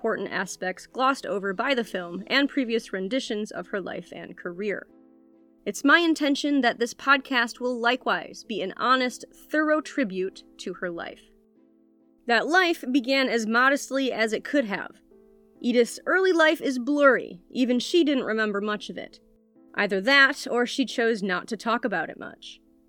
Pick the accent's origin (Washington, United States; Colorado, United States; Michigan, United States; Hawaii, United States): Michigan, United States; accent: Michigan; my Michigan accent wins out